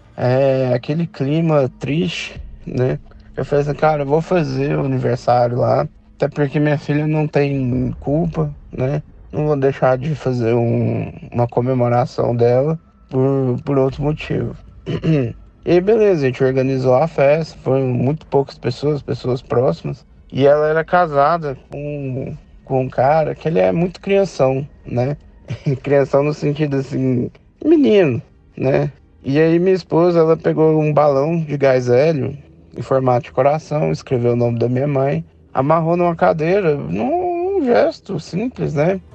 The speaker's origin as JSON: {"language": "Portuguese", "town": "Goiânia", "region": "Goiás", "country": "Brazil", "said": "sou daqui de Goiânia"}